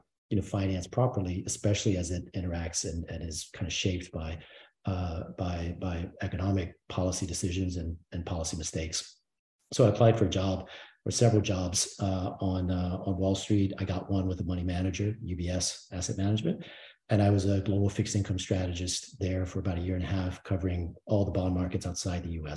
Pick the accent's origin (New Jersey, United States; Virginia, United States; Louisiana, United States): Louisiana, United States; moved away as an adult; also born or lived in Washington, D.C.; I grew up in Louisiana in a town of 5,000 people.